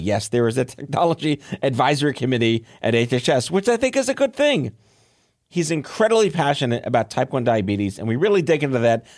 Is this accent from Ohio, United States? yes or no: no; New York, United States; I'm from New York